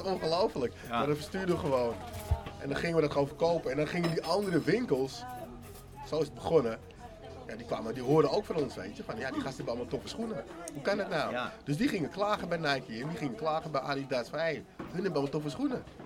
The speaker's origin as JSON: {"language": "Dutch", "town": "Amsterdam", "region": "North Holland", "country": "Netherlands", "said": "Ik voel echt Amsterdam."}